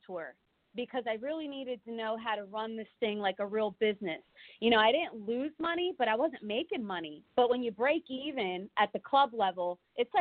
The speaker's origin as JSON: {"language": "English", "town": "Philadelphia", "region": "Pennsylvania", "country": "United States", "moved": "yes", "lives_now": "Phoenix, United States", "said": "We're both from Philly"}